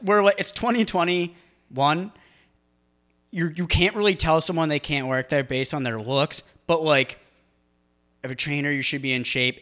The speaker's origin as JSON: {"language": "English", "region": "New England", "country": "United States", "said": "I'm from New England"}